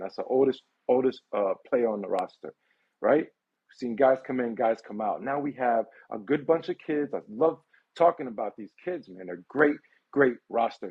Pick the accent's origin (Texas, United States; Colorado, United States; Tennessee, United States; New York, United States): New York, United States; New York City; New York, I'm from Brooklyn. I was born in Coney Island Hospital, right? And I lived in Canarsie, I lived in Sunset Park